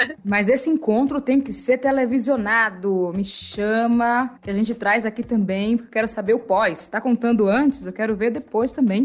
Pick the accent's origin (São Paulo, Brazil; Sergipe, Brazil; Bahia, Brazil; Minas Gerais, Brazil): Bahia, Brazil; Salvador; eu sou de Salvador, que eu nasci num bairro grudado no de Maurício, chamado Nordeste de Amaralina